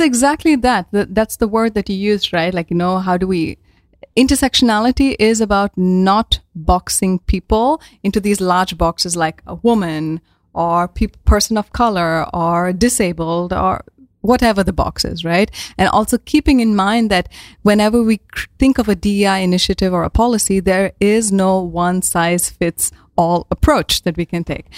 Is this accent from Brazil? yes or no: no; India; moved away as an adult; now in Netherlands; I'm from India and I moved to the Netherlands around now eight years ago already